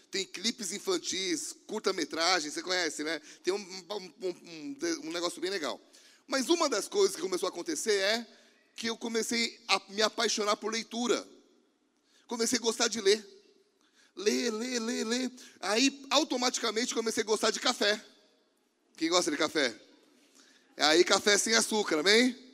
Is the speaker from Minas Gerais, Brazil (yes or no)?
no; São Paulo, Brazil; Eu pastoreei uma igreja aqui em Niterói. E eu vim de São Paulo.